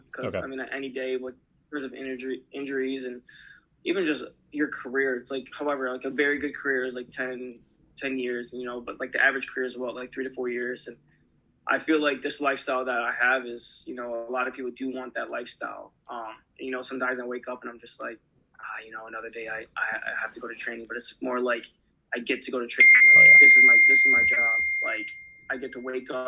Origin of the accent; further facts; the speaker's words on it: Michigan, United States; I'm from Michigan